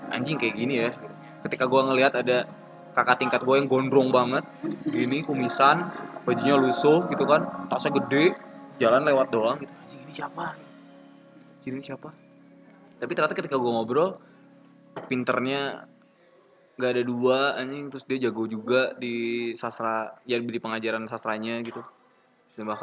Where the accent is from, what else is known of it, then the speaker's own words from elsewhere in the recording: Bandung, West Java, Indonesia; maksudnya gue besar di Bandung keluarga PNS ya dari kecil anak guru gitu